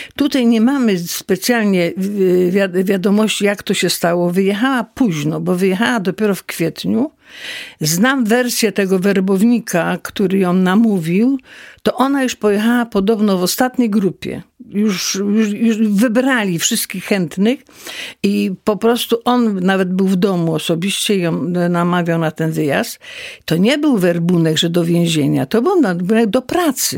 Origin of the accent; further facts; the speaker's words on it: Jaworzno, Silesian Voivodeship, Poland; praca u nas w Jaworznie była tylko w kopalniach